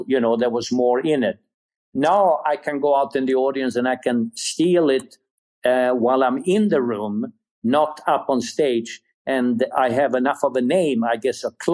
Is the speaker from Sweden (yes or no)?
yes; Sweden; English is a second language; moved away; You hear an accent, and the reason for that is I was born in Sweden.